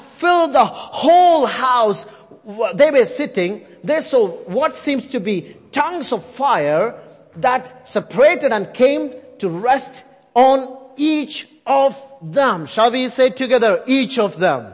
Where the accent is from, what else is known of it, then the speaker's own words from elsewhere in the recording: India; accent: Indian; I'm sticking with my Indian accent now